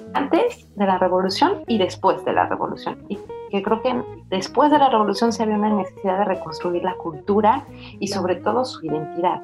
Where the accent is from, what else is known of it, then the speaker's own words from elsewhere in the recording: Mexico; now in France; no habíamos tenido una película que nos confrontara como mexicanos